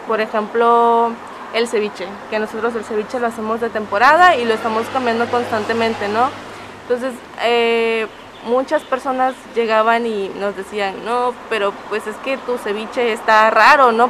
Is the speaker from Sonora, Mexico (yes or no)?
no; San Pedro Pochutla, Oaxaca, Mexico; Yo soy de San Pedro Pochutla